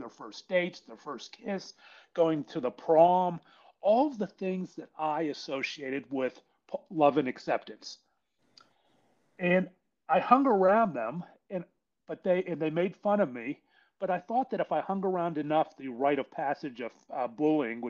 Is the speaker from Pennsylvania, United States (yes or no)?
yes; Pittsburgh, Pennsylvania, United States; I was born and raised in Pittsburgh, PA